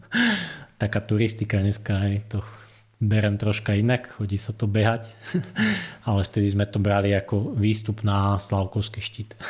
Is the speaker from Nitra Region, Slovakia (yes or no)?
no; Horné Srnie, Trenčín Region, Slovakia; now in High Tatras, Slovakia; ja pochádzam v podstate z Horného Srnia